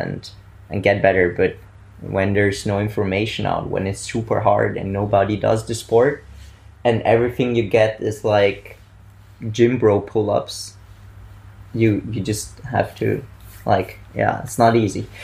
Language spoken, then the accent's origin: English; Bolzano, Trentino-Alto Adige, Italy; moved away as an adult; now in Vienna, Austria; I'm actually from Italy, originating from uh, Bolzano